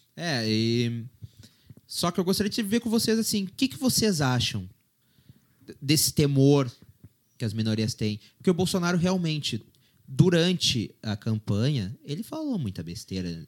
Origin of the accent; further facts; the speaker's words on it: Brazil; Eu, como brasileiro